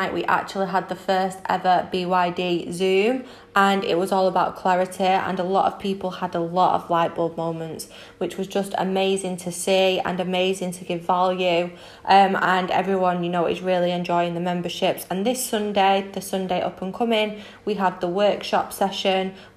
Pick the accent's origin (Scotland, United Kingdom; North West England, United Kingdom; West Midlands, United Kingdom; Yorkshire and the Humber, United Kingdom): North West England, United Kingdom; Manchester; moved away as an adult; now in Spain; I am 24 from Manchester in the UK but currently in Spain as I just brought my dream property out here.